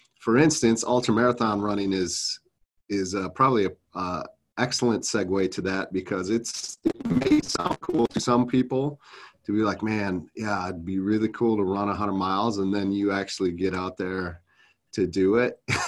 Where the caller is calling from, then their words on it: Minnesota, United States; Yeah, I'm coming out of Minnesota, just south of the Twin Cities.